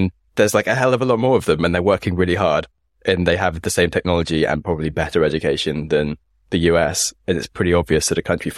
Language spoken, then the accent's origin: English; United Kingdom; I'm from Britain